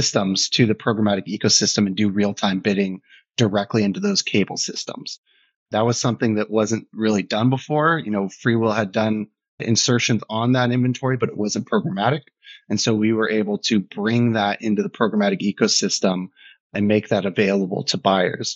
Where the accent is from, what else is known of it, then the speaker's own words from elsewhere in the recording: San Diego, California, United States; moved away as an adult; also born or lived in Germany / London / New York; I grew up in San Diego, so I'm American